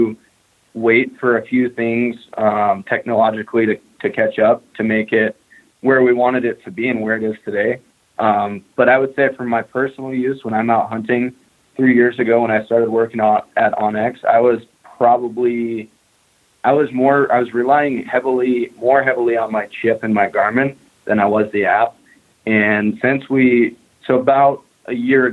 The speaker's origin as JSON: {"language": "English", "region": "Montana", "country": "United States", "tie": "born or raised there", "said": "And I grew up in Montana. I live in Montana now. I've never lived in any other state"}